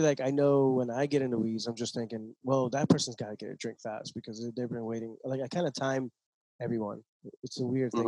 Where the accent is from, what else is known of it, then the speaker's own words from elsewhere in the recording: Boston, Massachusetts, United States; I'm from Boston